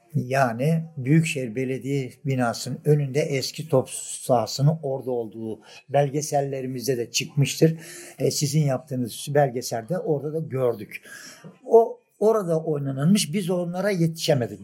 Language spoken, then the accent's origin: Turkish; Adapazarı, Sakarya, Turkey; Ben 1945 doğumluyum. Adapazarlıyım. Adapazar dış askerliğimin dışında Adapazarı'ndan da ayrılmadım